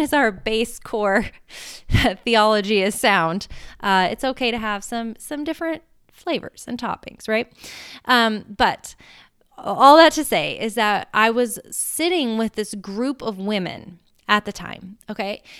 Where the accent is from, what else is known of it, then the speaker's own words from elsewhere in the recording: United States; I'm American